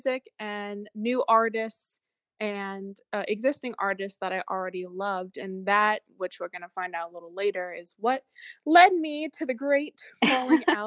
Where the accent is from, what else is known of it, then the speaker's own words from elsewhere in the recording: Pennsylvania, United States; moved away as an adult; now in Greenbelt, Maryland, United States; I'm originally from Pennsylvania